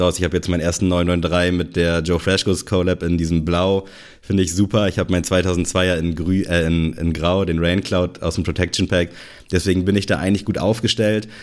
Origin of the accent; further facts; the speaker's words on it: Germany; hier bei uns in Good Old Germany